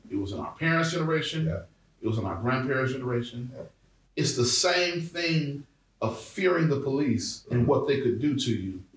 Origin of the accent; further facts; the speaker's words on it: Brown Deer, Wisconsin, United States; growing up in Brown Deer, which is a primarily suburban neighborhood